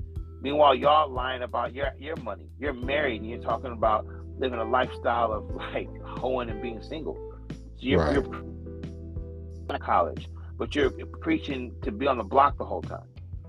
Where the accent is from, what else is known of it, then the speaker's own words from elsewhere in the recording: California, United States; You ain't got to ask where I'm from, homie. I'm from the Bay. That's it.